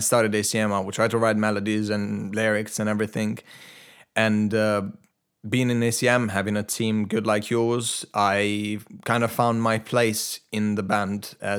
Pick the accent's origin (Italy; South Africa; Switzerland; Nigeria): Italy; English is a second language; Obviously, I'm Italian/Albanian. Mm-hmm. Like, my parents are from Albania, and I was born and raised in Italy, so my personality is very complicated.